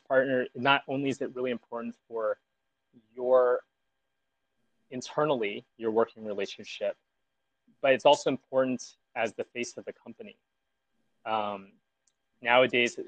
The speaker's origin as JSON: {"language": "English", "region": "Southern California", "country": "United States", "tie": "born or raised there", "said": "I grew up in Southern California"}